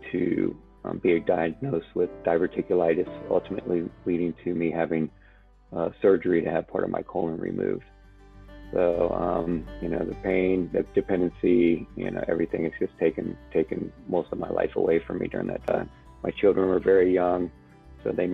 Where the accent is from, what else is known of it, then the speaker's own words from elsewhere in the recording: Alexandria, Virginia, United States; I grew up in Alexandria, Virginia